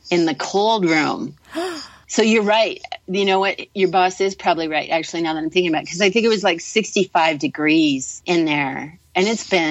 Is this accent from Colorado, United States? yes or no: yes; Durango, Colorado, United States; I grew up in Durango